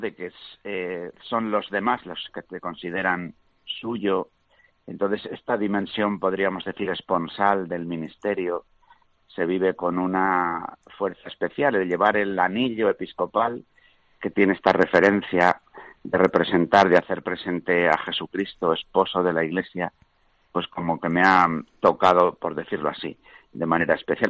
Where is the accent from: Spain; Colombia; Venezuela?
Spain; Meneses de Campos, Castile and León; Allí en mi propio pueblo, pues yo, además de ser bautizado, claro, pues hice el, el itinerario sencillo en aquel tiempo de la, de la iniciación cristiana, participé pues de la vida de la parroquia, de la realidad de la escuela, de mi propio pueblo